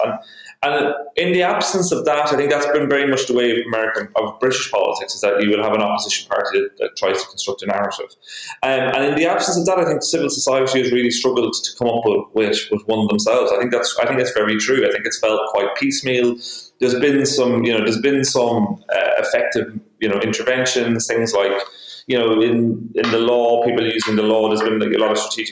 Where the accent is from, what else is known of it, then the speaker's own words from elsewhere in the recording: Ireland; being Irish in Britain, there's always like the insider outsider thing. You know, we know Britain very well